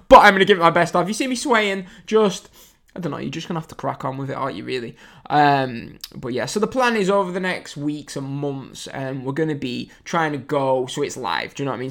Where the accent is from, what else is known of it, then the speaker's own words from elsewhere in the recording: England, United Kingdom; I'm English